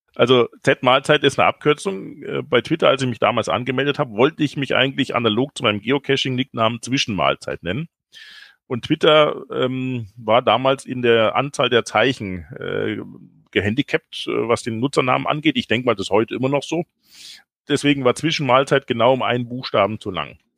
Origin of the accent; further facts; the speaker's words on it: Ottobrunn, Bavaria, Germany; moved away as an adult; in Ottobrunn bin ich aufgewachsen, habe dort meine Kindheit verbracht, eigentlich bis zum 18. Lebensjahr.